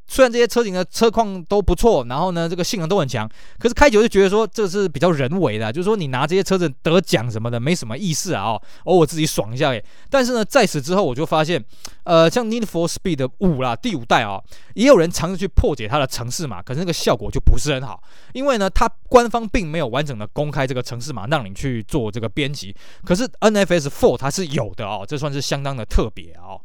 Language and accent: Chinese; Taiwan; 我们台湾这边